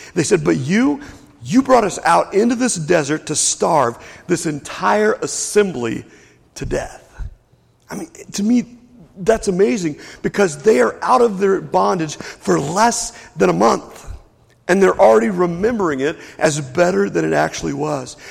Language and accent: English; Lexington, Kentucky, United States; also born or lived in Whitesburg, Kentucky; I grew up in Lexington, Kentucky